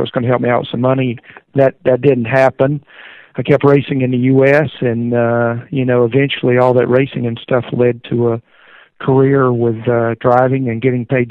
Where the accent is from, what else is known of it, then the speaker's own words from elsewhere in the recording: Greenville, South Carolina, United States; I was born in Greenville, South Carolina, and raised in the area